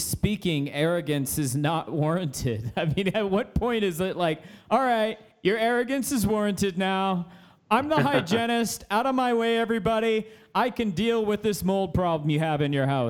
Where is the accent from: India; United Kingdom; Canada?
Canada; I'm a Canadian